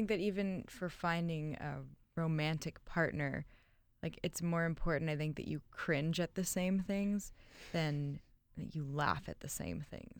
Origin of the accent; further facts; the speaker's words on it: Toronto, Ontario, Canada; now in New York, United States; So I came from Toronto to New York and was thinking, like, this isn't how New York is supposed to look.